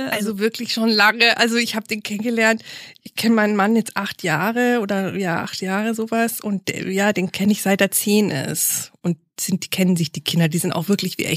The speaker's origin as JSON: {"language": "German", "town": "Munich", "region": "Bavaria", "country": "Germany", "tie": "born or raised there", "said": "ich komme ja aus München"}